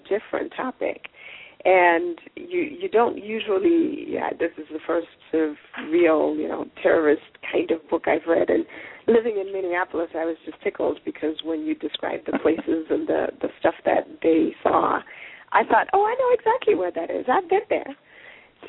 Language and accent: English; Zimbabwe; We're both from Zimbabwe